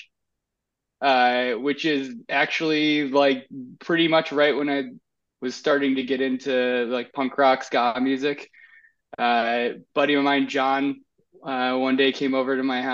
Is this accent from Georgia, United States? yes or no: no; Aurora, Illinois, United States; I'm from Aurora, Illinois